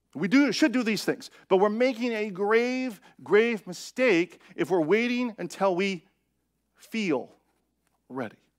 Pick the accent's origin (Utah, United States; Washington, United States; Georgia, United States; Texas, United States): Washington, United States; Seattle; I am from Seattle